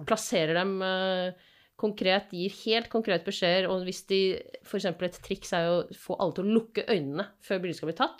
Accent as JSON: {"language": "Norwegian", "town": "Asker", "region": "Akershus", "country": "Norway", "moved": "yes", "lives_now": "Bergen, Norway"}